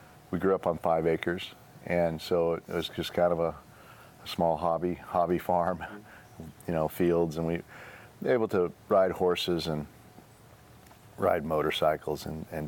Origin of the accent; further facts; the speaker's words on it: Beaverton, Oregon, United States; I grew up in Beaverton, Sunset High School, graduated in 1981